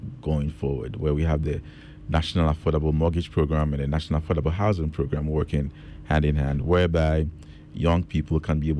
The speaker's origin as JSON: {"language": "English", "town": "Kumasi", "region": "Ashanti", "country": "Ghana", "tie": "born or raised there", "also_born_or_lived": "London", "moved": "yes", "said": "I was born in Kumasi. Born in Konfonochi Teaching Hospital in Bantama"}